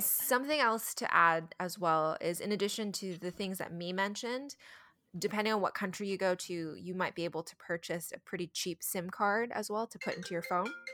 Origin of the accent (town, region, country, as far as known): United States